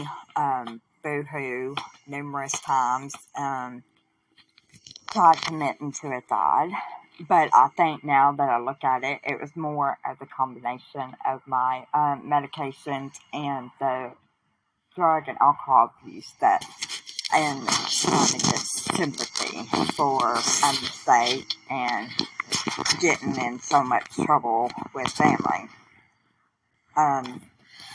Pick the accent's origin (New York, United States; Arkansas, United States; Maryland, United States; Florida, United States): Arkansas, United States; Southwest; I'm from Southwest Arkansas in the United States of America.